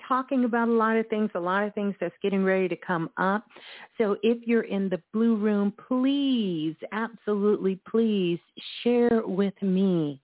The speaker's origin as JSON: {"language": "English", "town": "Brooklyn", "region": "New York", "country": "United States", "tie": "born or raised there", "said": "my hometown. Brooklyn in the house"}